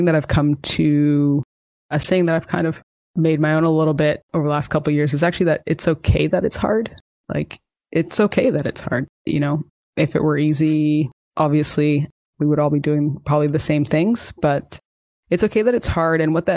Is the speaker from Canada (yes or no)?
yes; Canada; also born or lived in United States; I'm actually Canadian.